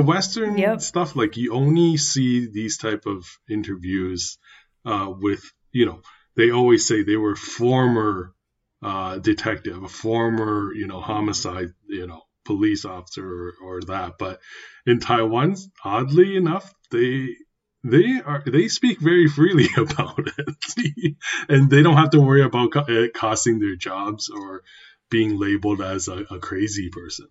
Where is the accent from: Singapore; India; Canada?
Canada; me being a canadian born taiwanese myself